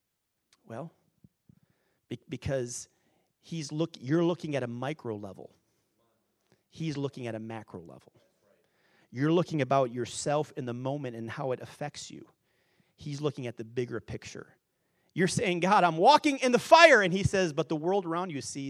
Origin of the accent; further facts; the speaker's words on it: Wisconsin, United States; I grew up in Wisconsin